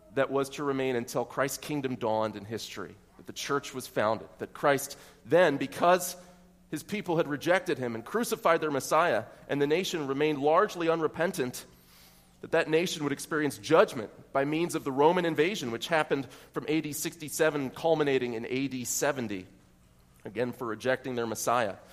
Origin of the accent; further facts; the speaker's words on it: York County, Pennsylvania, United States; I might say that I'm from York County. I might say that I'm from North York.